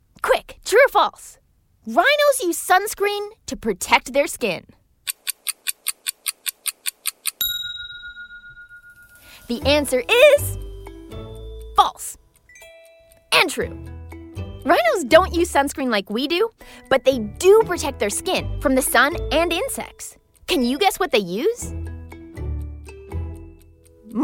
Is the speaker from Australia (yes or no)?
no; Toronto, Ontario, Canada; my hometown